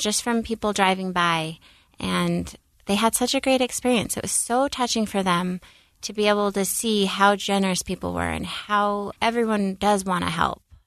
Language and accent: English; Seattle, Washington, United States; now in Utah, United States; growing up in Seattle, I was really fortunate to have a lot of religious friends